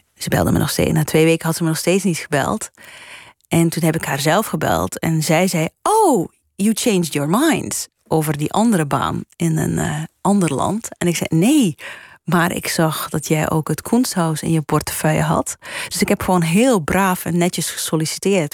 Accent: Flanders, Belgium; moved away as an adult; also born or lived in United States; now in Netherlands; ik ben Belg

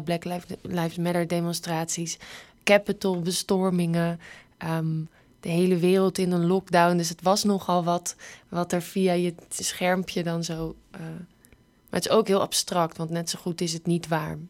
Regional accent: Netherlands; Wij zijn natuurlijk gewend dat we alles kunnen maken als Nederlanders

